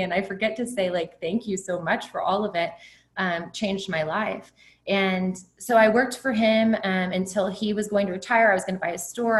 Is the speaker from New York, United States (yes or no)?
no; Kerrville, Texas, United States; I grew up in Kerrville, which is a retirement community in Texas, Hill Country, beautiful community.